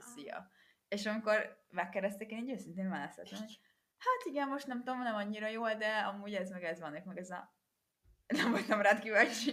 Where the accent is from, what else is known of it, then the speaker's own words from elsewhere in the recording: Hungary; moved away as an adult; kint meg én igenis magyar vagyok